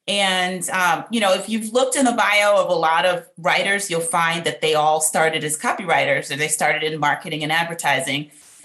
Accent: New York City, New York, United States; now in Atlanta, United States; I'm originally from New York City, Southside, Jamaica, Queens, which was a tough little area.

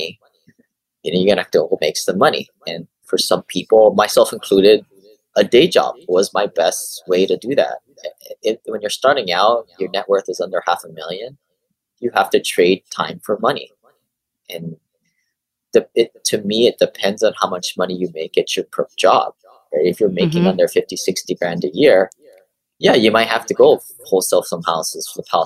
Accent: Hawaii, United States; moved away; growing up in Hawaii, you know, you're all taught to kind of go to college, go to school in the mainland

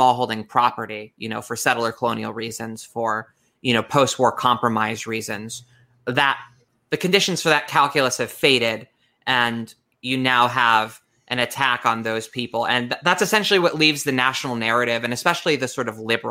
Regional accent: United States; being American

